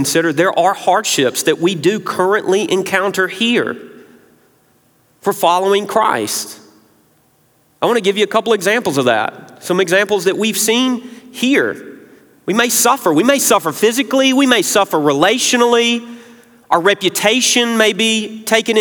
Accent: Memphis, Tennessee, United States; now in South Carolina, United States; I'm not a native South Carolinian. I grew up proudly in Memphis, Tennessee

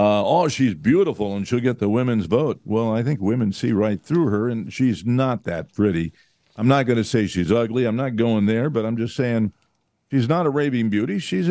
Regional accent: Pennsylvania, United States; I'm from Pennsylvania, and yeah, not so funny now because, you know, he represents you.

